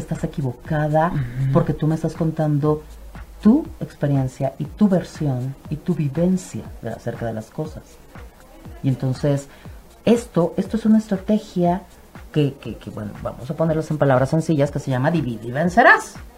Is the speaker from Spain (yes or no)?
no; Mexico; a nosotros como cultura mexicana